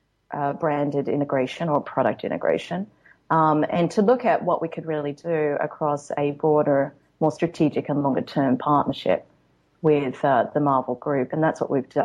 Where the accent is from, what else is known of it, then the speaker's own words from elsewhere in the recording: Australia; now in Los Angeles, United States; I come from Australia where there's really only two seasons